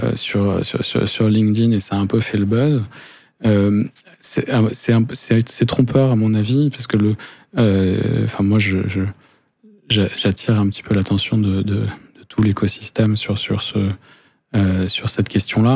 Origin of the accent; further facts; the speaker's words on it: France; accent: French; nos accents français